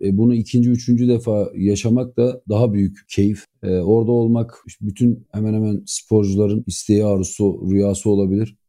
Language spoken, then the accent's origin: Turkish; İzmir, Turkey; ben İzmir doğma büyümeyim